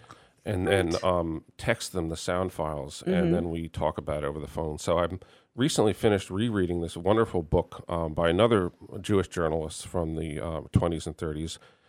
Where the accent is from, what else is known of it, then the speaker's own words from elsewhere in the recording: Germany; born there; Well, it's partly I was born in Germany to American parents, so I have a little bit of a connection by that way.